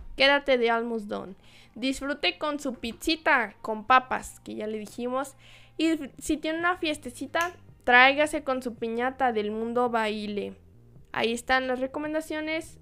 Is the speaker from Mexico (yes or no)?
yes; Guadalajara, Jalisco, Mexico; desde mi tierra natal, Guadalajara, Jalisco